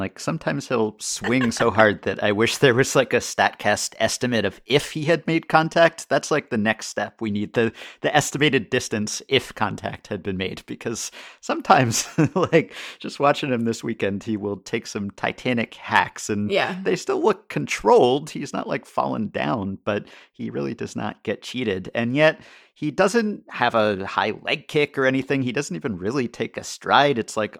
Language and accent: English; Seattle, Washington, United States; Yeah, I guess growing up in Seattle, you don't really say, we need it.